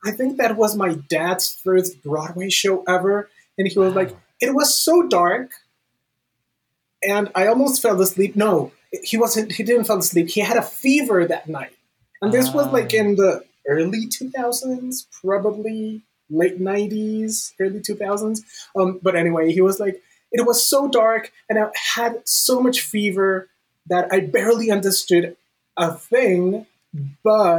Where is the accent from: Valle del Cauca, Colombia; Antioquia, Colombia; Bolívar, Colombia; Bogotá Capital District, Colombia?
Bogotá Capital District, Colombia; Bogotá; I am still in my hometown, Bogota, Colombia, all the way down in South America.